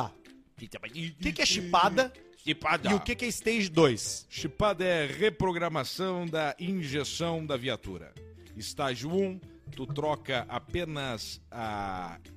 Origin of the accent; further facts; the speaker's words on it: São Borja, Rio Grande do Sul, Brazil; sou de São Borja, capital universal da barateza que é barateza.